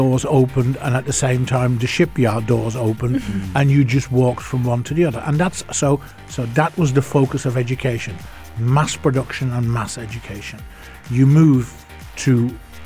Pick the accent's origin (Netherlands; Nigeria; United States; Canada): Netherlands; moved away as an adult; also born or lived in United Kingdom; I grew up in the Netherlands in a coal mining area.